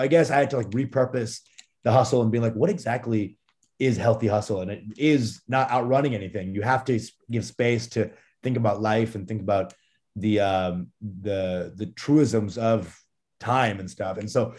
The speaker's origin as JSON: {"language": "English", "country": "Canada", "tie": "born there", "said": "and I was born in Canada on a farm."}